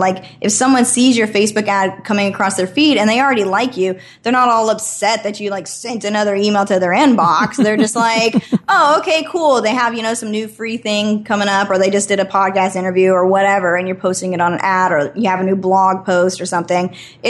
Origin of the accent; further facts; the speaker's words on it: Idaho, United States; moved away as an adult; And I was living in Idaho. I'm born and raised in Idaho. And I ended up moving to California because I wanted to keep kind of pursuing this booking agent thing.